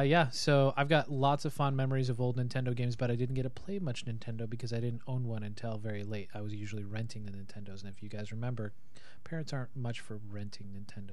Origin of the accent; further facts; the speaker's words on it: Montana, United States; All right, so born and raised in Montana